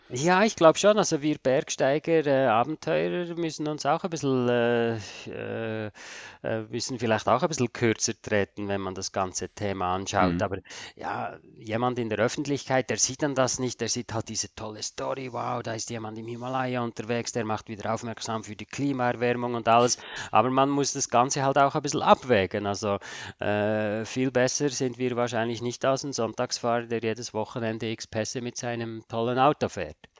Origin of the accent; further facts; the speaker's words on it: Switzerland; als Schweizer ist man da halt ein bisschen äh, Bodenständiger vielleicht